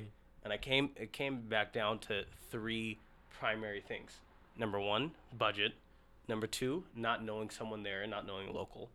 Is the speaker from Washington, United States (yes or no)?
yes; Seattle, Washington, United States; also born or lived in Ethiopia; moved out to straight to Seattle, and I've mm. been in Seattle ever since. Mm-hmm. I did high school, college, first official job located at Seattle